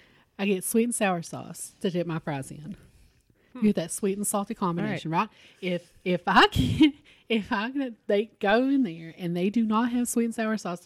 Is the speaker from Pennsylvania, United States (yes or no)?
no; Kentucky, United States; this could be growing up in Harlan County and there wasn't a ton of options